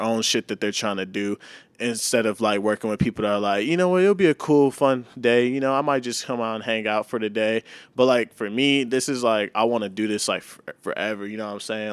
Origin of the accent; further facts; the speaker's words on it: Mansfield, Texas, United States; moved away as an adult; now in St. Louis, United States; I grew up in a small town named Mansfield, Texas